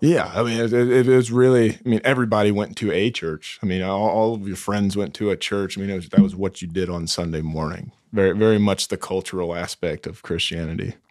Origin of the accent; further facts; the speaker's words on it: Greenville, South Carolina, United States; moved away as an adult; Greenville, South Carolina.